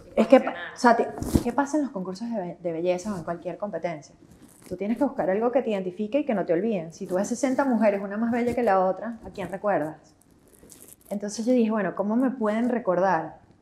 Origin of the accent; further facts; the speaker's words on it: Venezuela; moved away as an adult; also born or lived in Netherlands; como venezolanos